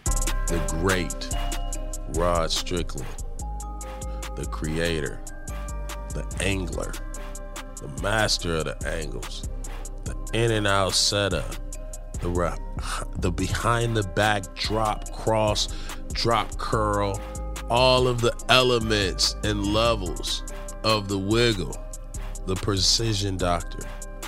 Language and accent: English; New York, United States; Street ball growing up in New York, of course